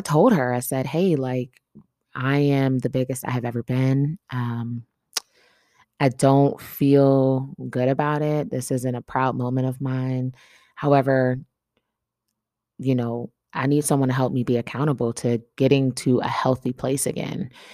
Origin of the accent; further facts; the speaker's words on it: Atlanta, Georgia, United States; moved away; I traveled to my hometown, Atlanta